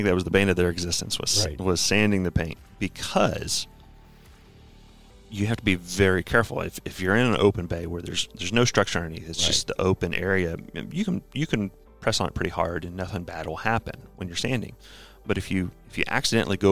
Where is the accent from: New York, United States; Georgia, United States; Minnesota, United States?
New York, United States; Rhinebeck; I was born and raised in Rhinebeck, New York, home of old Rhinebeck Aerodrome